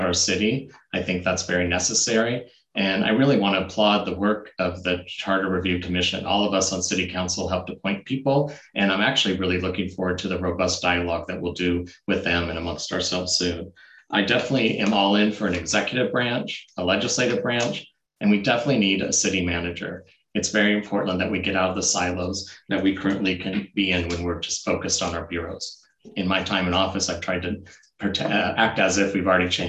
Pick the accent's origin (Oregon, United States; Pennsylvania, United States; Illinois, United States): Oregon, United States; Portland; moved away; I was born and raised in North Portland, went to Roosevelt High School